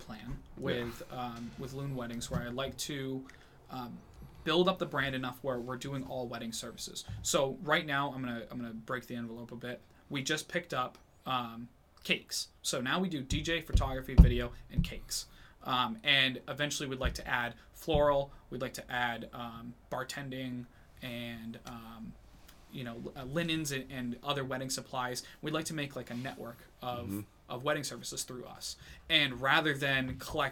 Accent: New Hampshire, United States; I'm born and raised in New Hampshire

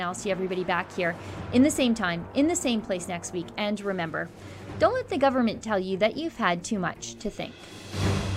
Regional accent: Canada; as a Canadian

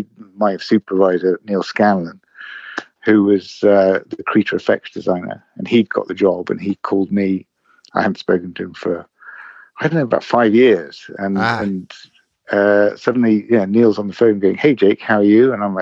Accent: England, United Kingdom; I grew up in the UK, in England, in all over the place, really. But I lived in London for 30 years. So I suppose I'm sort of from here now.

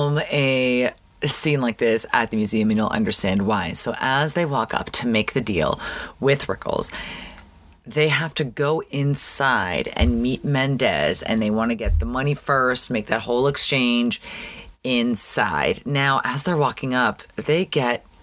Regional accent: Canada; now in Los Angeles, United States; growing up in Canada

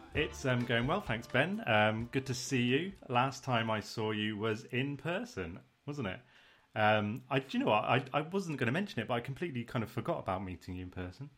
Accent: United Kingdom; we're British

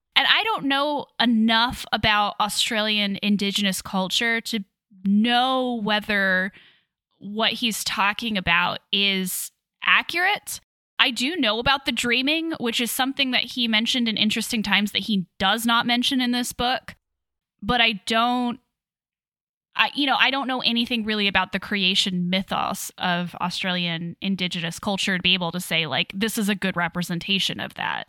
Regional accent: Kansas, United States; moved away; I'm from Kansas originally

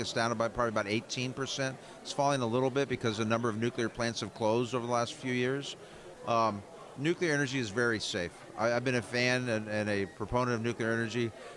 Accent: right outside Cincinnati, Ohio, United States; I grew up in Ohio, right outside Cincinnati.

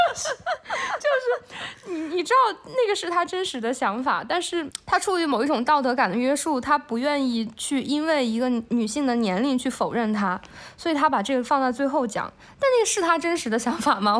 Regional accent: China; 我们中国的社会

